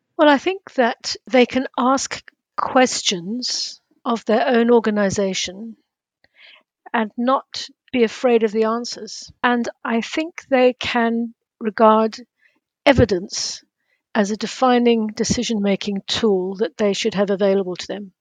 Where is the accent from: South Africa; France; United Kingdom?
South Africa; moved away; also born or lived in Cambridge; my days growing up in South Africa